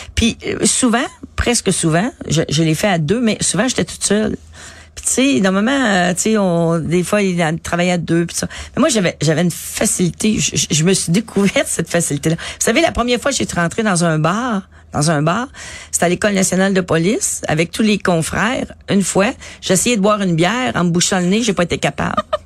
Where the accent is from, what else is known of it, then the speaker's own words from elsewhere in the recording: Montreal, Quebec, Canada; où j'habitais à Montréal Nord